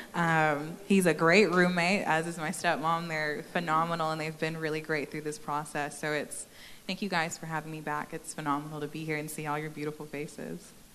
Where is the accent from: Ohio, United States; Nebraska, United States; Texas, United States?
Texas, United States; moved away as an adult; also born or lived in Maryland; I was born and raised here in Texas